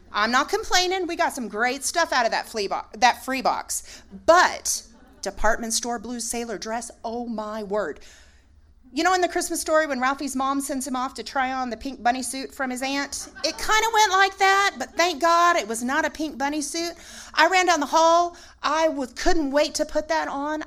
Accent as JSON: {"language": "English", "town": "Aztec", "region": "New Mexico", "country": "United States", "moved": "yes", "said": "I called home, Northern New Mexico. I'm from Aztec."}